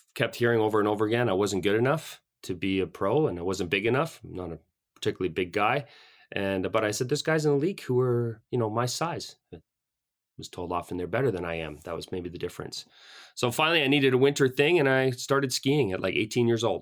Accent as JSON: {"language": "English", "town": "Calgary", "region": "Alberta", "country": "Canada", "tie": "born or raised there", "lives_now": "Canmore, Canada", "said": "I grew up in Calgary, uh, French Canadian family"}